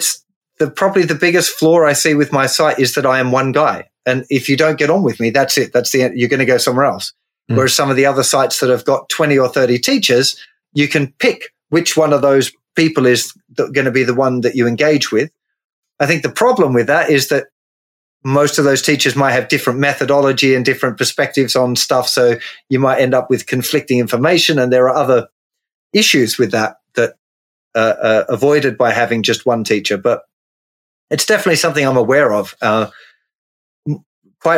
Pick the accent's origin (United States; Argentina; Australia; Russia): Australia; Tasmania; born or raised there; moved away as an adult; now in England, United Kingdom